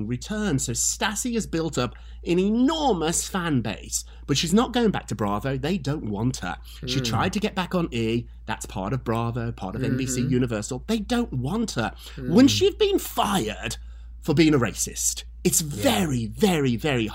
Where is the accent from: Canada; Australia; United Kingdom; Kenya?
United Kingdom; as a Brit